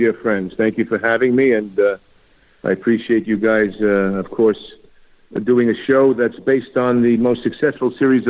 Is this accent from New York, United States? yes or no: yes; Dix Hills, New York, United States; moved away; also born or lived in Astoria, Queens / Los Angeles; when I was born in Astoria, Queens on Long Island, and then grew up in Dix Hills.